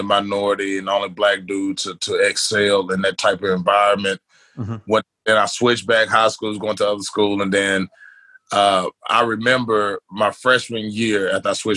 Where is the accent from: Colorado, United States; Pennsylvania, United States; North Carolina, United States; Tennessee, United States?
Tennessee, United States; Milan; also born or lived in Medina, Tennessee; now in Nashville, United States; I'm originally from West Tennessee, a little bitty town called Milan.